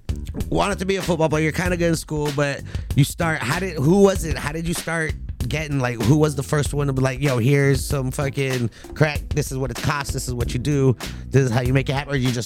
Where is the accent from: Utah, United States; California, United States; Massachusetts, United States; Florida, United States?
California, United States; Los Angeles; I grew up here in the Valley in the 818. You know, I'm a suburban kid